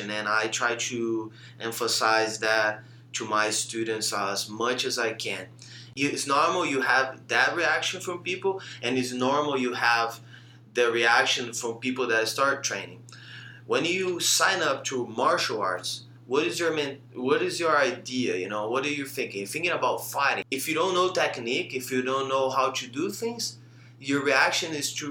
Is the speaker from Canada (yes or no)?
no; Brazil; I came from Brazil, left everything behind to teach.